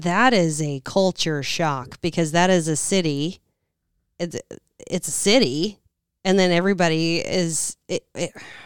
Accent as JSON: {"language": "English", "region": "Southern", "country": "United States", "accent": "Southern", "moved": "yes", "said": "my Southern accent"}